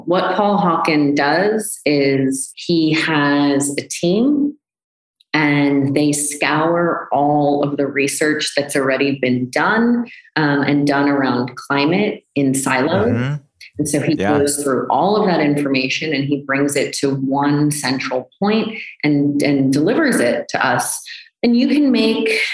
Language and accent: English; United States; I'm American.